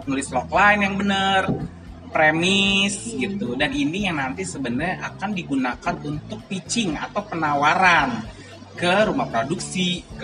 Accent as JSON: {"language": "Indonesian", "region": "Lampung", "country": "Indonesia", "tie": "born or raised there", "also_born_or_lived": "Jambi", "moved": "as an adult", "said": "aku lahir dan besar di Lampung"}